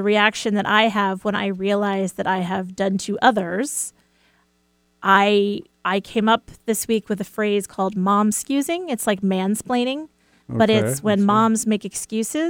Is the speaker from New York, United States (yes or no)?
yes; New York, United States; I'm a New Yorker.